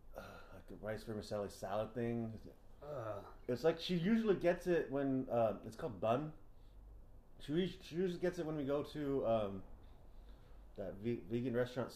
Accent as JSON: {"language": "English", "town": "San Diego", "region": "California", "country": "United States", "said": "we're from San Diego"}